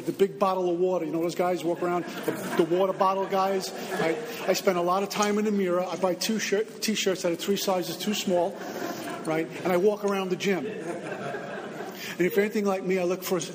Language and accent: English; Northeast, United States; moved away as an adult; also born or lived in Texas / New Jersey; now in Florida, United States; I'm from the Northeast